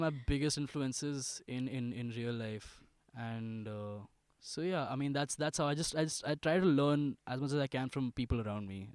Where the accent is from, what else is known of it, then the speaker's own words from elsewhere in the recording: Ghaziabad, Uttar Pradesh, India; I was born in Ghaziabad. I studied in the school called DLF Public School for the longest time, from pre nursery